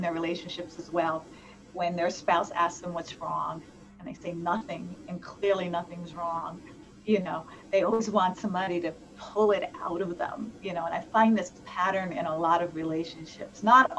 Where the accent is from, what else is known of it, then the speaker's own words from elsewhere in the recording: East Coast / New York, United States; moved away; I'm from the East Coast originally, so I'm a little bit of that, like, that tough New York exterior